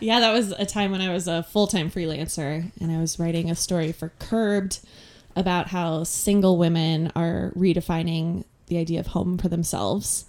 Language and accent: English; Connecticut, United States; moved away as an adult; also born or lived in California / New York; now in Portland, United States; I grew up mostly in Connecticut